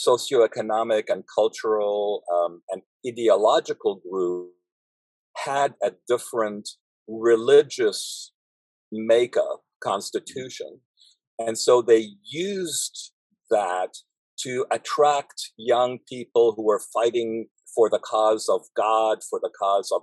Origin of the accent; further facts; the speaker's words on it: Beirut, Beirut Governorate, Lebanon; moved away; I grew up in Beirut in Lebanon.